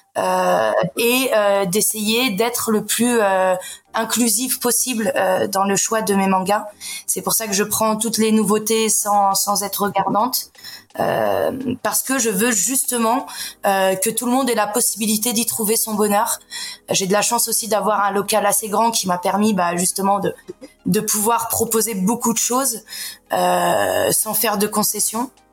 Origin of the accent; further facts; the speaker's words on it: Paris, Île-de-France, France; moved away as an adult; now in Montpellier, France; je suis parisienne à la base